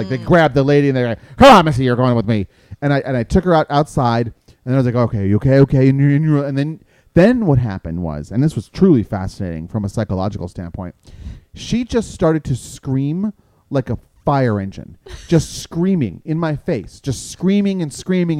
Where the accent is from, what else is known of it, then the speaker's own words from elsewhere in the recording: New York, United States; moved away; I'm from New York